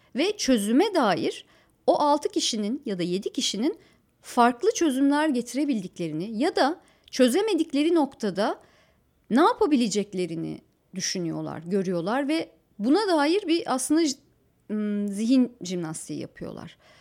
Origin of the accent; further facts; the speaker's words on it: Antalya, Turkey; moved away; also born or lived in Ankara; Antalya'nın kale içi yıllardır belli bir takım dokusunu koruyan bir yer. Şimdilerde daha da korumaya alındı. orada ahşap iki katlı, üç katlı yapılar vardır. Çocukluğum mesela onların içinde geçti